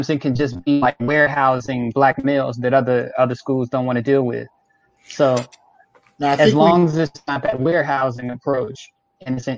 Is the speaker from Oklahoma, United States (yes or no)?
no; Chicago, Illinois, United States; I grew up in Chicago on the south side of Chicago in what's known as Bronzeville.